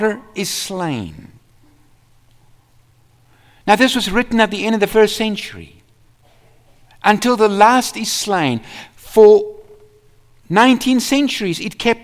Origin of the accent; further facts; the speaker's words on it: South Africa; I was from South Africa.